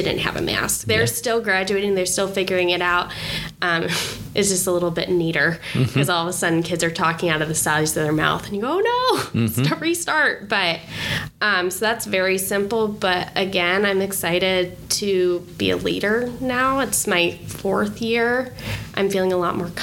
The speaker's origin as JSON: {"language": "English", "town": "Chicago", "region": "Illinois", "country": "United States", "also_born_or_lived": "Purdue (Indiana)", "moved": "as an adult", "lives_now": "Avon, United States", "said": "I'm from Illinois, from Chicago"}